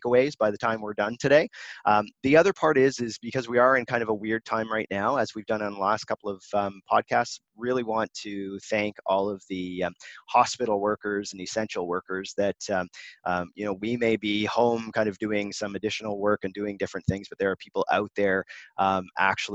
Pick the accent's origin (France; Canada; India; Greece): Canada; we're both Canadian